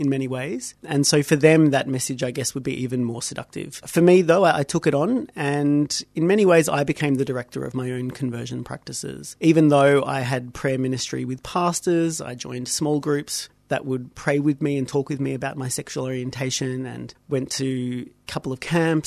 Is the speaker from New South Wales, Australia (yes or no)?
no; Melbourne, Victoria, Australia; I grew up in Melbourne, grew up in a Maltese Catholic family